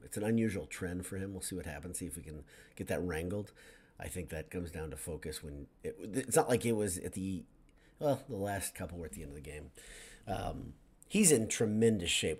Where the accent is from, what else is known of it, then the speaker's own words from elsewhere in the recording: Indiana, United States; me growing up in Indiana